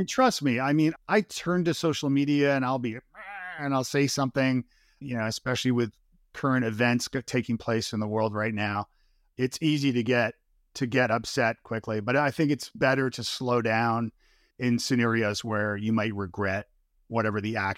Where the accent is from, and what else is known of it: Toronto, Ontario, Canada; born or raised there